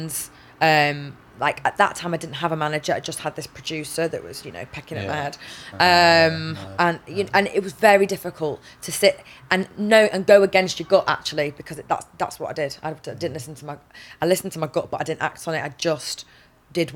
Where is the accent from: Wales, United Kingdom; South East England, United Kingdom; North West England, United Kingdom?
North West England, United Kingdom; Manchester; I'm from England, from Manchester